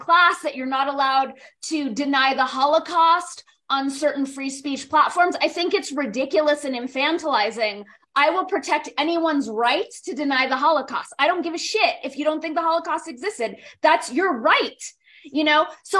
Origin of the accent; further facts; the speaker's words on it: Los Angeles, California, United States; I grew up in Los Angeles, right?